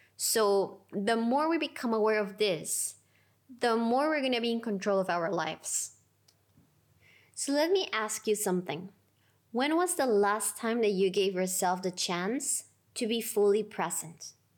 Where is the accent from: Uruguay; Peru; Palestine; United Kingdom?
Peru; Lima; I decided to take my first teacher trainings in Lima, my hometown.